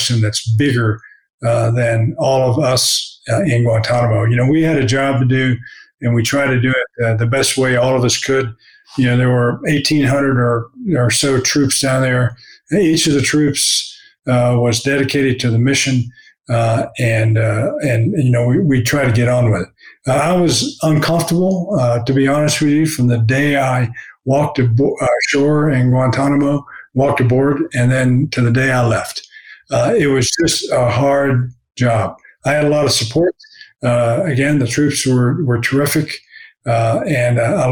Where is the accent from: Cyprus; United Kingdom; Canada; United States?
United States; Pensacola, Florida; I grew up in Pensacola, Florida